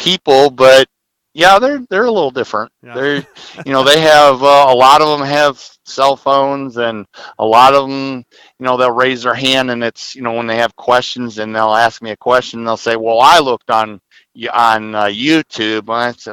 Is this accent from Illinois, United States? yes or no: yes; Southern Illinois, United States; My current three classes are all in Southern Illinois in my hometown